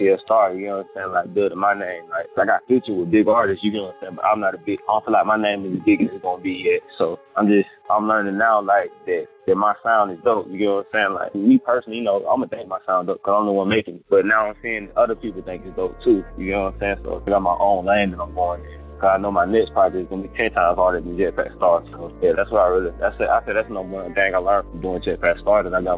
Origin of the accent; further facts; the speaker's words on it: Anniston, Alabama, United States; I'm from Anniston, Alabama